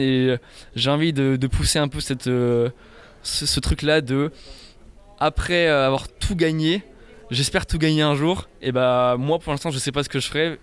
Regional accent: Dinan, Brittany, France; also born or lived in Rennes; je viens de Dinan, je suis né à Dinan. étudiant sur Rennes, donc la Bretagne, euh, au plus profond de mon cœur

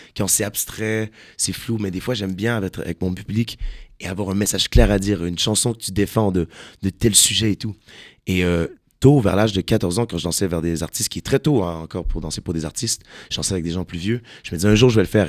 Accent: Quebec, Canada; Je suis un Québécois

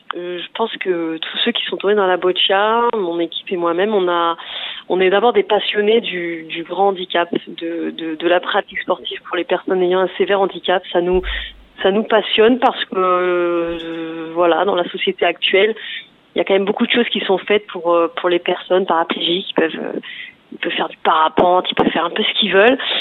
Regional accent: Provence-Alpes-Côte d'Azur, France; je viens de la Provence-Alpes-Côte d'Azur

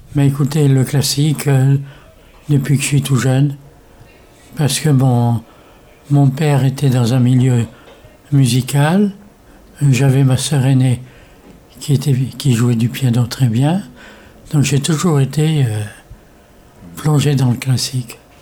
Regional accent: Morocco; now in France; je suis né euh, au Maroc, et mon père importait des instruments de musique

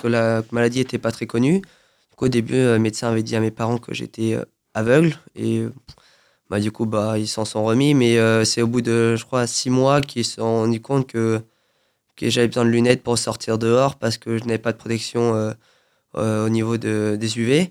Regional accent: Saint-Germain-en-Laye, Île-de-France, France; now in Feucherolles, France; Région parisienne, oui. Je suis à Saint-Germain-en-Laye. D'accord. bah, du coup, depuis tout petit, bah, j'ai pas trop bougé.

